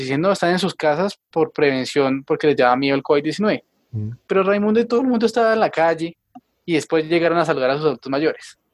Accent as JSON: {"language": "Spanish", "town": "Tabio", "region": "Cundinamarca", "country": "Colombia", "said": "aquí en Tabio, en mi pueblo"}